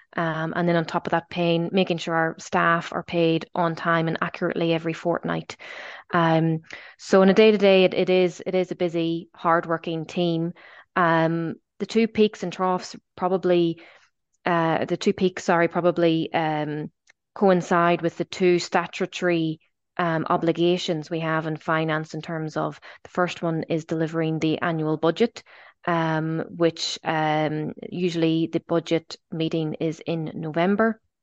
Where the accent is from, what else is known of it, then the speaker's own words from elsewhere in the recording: Belfast, Northern Ireland, United Kingdom; moved away as an adult; also born or lived in Dublin / Australia; now in Galway, Ireland; I'm, I'm originally from Belfast. Um, I'm, I'm long gone at this stage. I, I left there at, at the, the age of eighteen